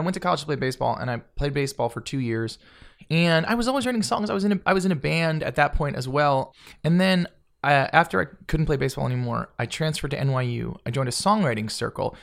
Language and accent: English; Marietta, Georgia, United States; also born or lived in New Jersey / Florida; I grew up in Flor-, in Georgia